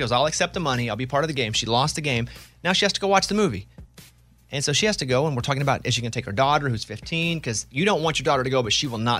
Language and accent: English; Arkansas, United States; I'm from Arkansas.